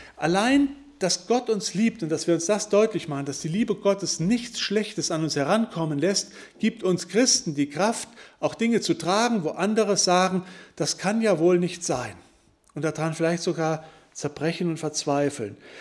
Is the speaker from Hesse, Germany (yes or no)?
no; Wittgenstein, North Rhine-Westphalia, Germany; Ich komme nun mal aus Wittgenstein